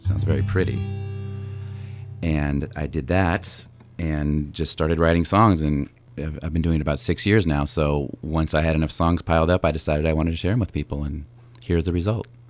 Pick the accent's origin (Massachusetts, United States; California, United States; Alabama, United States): California, United States; Napa; also born or lived in San Francisco; We grew up together here in Napa